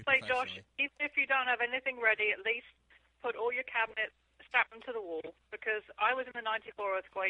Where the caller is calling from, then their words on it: Castaic, California, United States; I'm calling from Castaic.